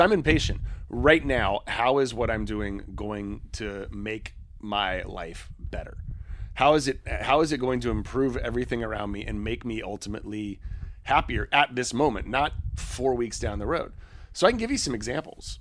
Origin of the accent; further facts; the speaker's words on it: United States; we're from the States